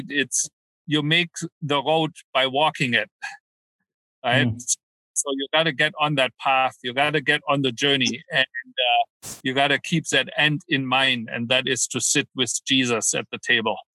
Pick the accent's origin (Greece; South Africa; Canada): Canada; also born or lived in Germany; Well, way back when. I'm Canadian.